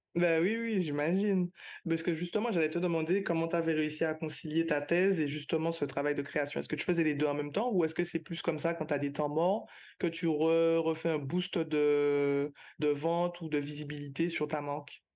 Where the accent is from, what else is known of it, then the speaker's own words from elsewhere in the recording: Martinique; moved away as an adult; now in Guadeloupe; je suis martiniquaise, mais je travaille en Guadeloupe